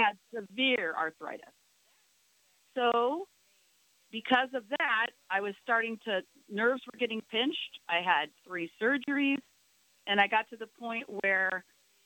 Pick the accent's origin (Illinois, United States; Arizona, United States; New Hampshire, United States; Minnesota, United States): Minnesota, United States; I grew up in Minnesota as a horse-loving child